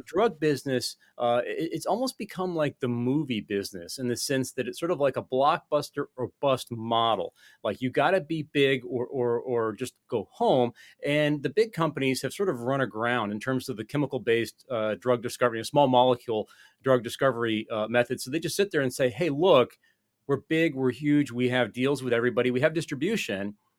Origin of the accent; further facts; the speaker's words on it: United States; I'm an American